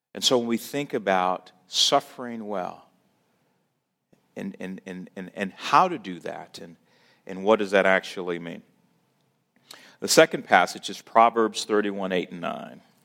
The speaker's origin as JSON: {"language": "English", "town": "St. Louis", "region": "Missouri", "country": "United States", "tie": "born or raised there", "said": "born and raised in Saint Louis"}